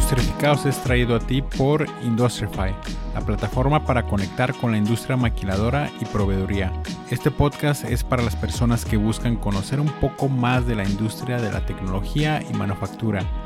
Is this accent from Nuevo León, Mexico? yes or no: no; Tijuana, Baja California, Mexico; yo soy como primera generación de mi familia de, aquí de Tijuana y aquí estudié.